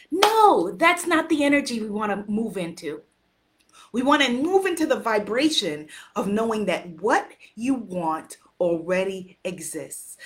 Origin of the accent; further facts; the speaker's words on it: United States; also born or lived in Guyana; I'm an American